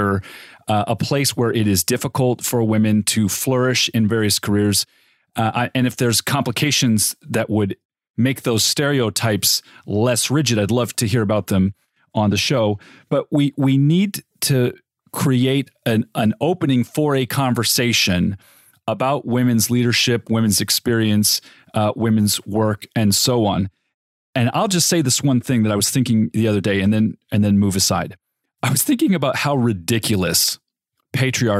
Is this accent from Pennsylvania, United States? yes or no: no; Riverside, California, United States; I grew up in Riverside, California